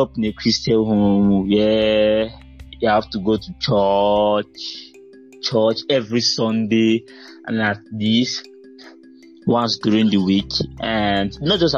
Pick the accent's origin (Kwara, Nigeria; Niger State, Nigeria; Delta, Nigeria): Delta, Nigeria; Agbor; I grew up in Agbo